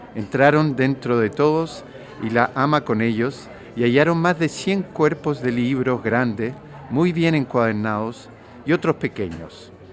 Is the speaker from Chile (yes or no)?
yes; Chile; Yo vengo de Chile, un país donde existen eh, algunas de estas enfermedades